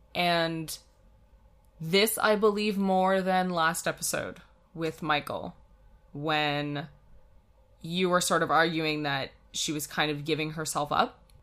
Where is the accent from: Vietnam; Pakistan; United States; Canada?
Canada; we're Canadian